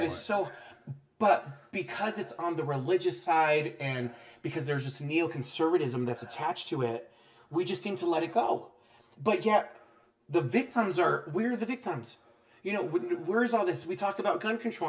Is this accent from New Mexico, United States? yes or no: yes; New Mexico, United States; I'm from New Mexico.